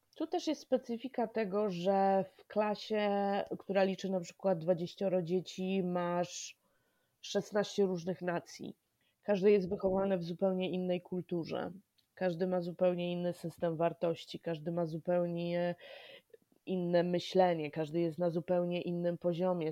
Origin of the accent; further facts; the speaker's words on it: Poland; moved away as an adult; now in New York, United States; jestem dumną imigrantką, urodzona w komunistycznej Polsce, wychowana w postkomunistycznej Polsce